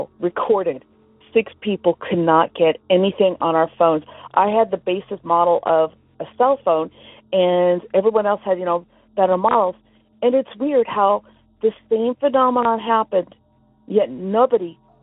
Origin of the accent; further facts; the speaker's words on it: Orange County, California, United States; I'm from Orange County, California.